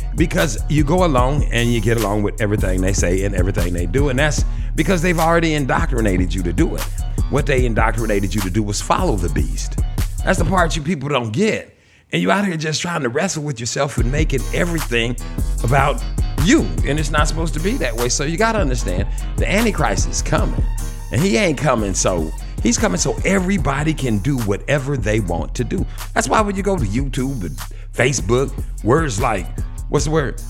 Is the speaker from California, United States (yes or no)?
no; Shreveport, Louisiana, United States; I was born in Shreveport, Louisiana.